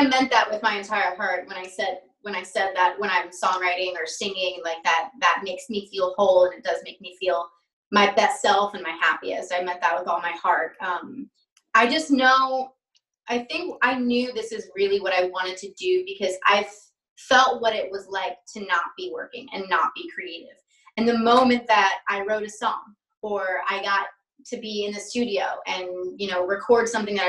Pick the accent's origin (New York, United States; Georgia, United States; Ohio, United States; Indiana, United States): New York, United States; accent: Long Island; Cause when I was younger, I had a crazy Long Island accent like that.